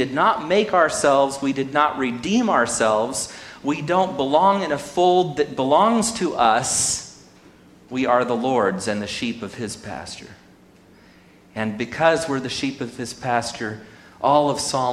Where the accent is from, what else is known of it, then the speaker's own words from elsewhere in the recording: Sonora, California, United States; whose fabulous mother I grew up with in Sonora